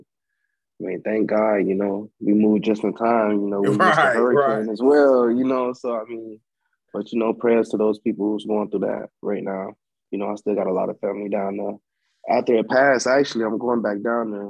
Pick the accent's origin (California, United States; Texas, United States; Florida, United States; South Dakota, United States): Florida, United States; Fort Lauderdale; also born or lived in Orlando, Florida; Fort Lauderdale